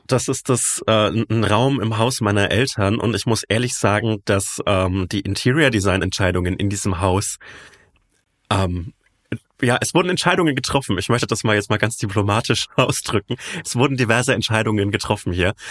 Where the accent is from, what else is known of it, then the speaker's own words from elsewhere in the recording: Franconia, Bavaria, Germany; accent: Franconian; in meinen Dialekt abrutsche.